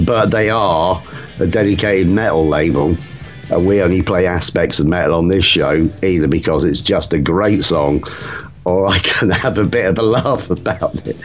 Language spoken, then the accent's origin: English; England, United Kingdom